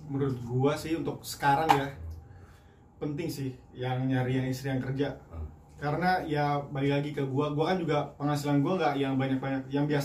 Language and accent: Indonesian; West Java, Indonesia; atau orang Sunda gue orang Sunda nih yeah.